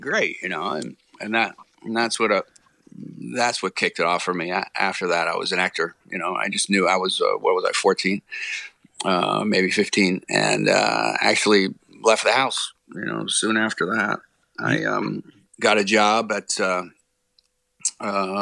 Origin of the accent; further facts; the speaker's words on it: Rockville, Maryland, United States; moved away; also born or lived in Baltimore / Fort Meade / Cockeysville / Gaithersburg; after I was born in Baltimore, we actually bounced around all over Maryland and then ended up in Rockville